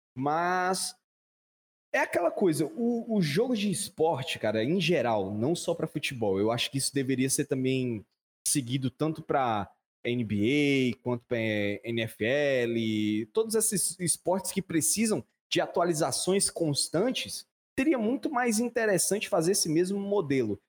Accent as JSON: {"language": "Portuguese", "country": "Brazil", "said": "eu sou brasileiro"}